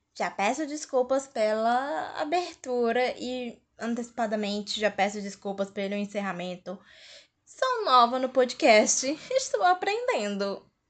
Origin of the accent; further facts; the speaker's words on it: Fortaleza, Ceará, Brazil; eu sou de Fortaleza, Ceará